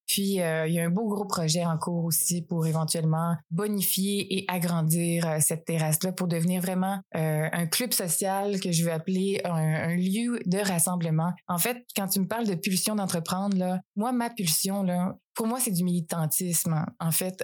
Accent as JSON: {"language": "French", "area": "along Route 132", "region": "Quebec", "country": "Canada", "tie": "born or raised there", "also_born_or_lived": "France", "said": "je suis née en France, là, mais euh, quand j'ai eu 4 ans, ils ont décidé de faire vraiment le move, pas juste venir en voyage. Puis, ils ont acheté l'auberge avec 4 ans. Donc, j'ai vraiment grandi là"}